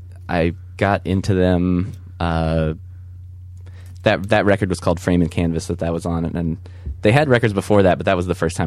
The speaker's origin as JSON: {"language": "English", "town": "Richmond", "region": "Virginia", "country": "United States", "tie": "born or raised there", "said": "At that time, I lived in Richmond, Virginia."}